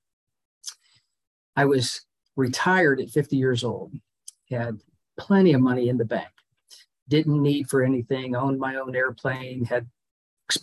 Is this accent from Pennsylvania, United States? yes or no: yes; Pittsburgh, Pennsylvania, United States; moved away as an adult; also born or lived in Miami / Florida; I grew up in Pittsburgh. I moved to Miami to go to college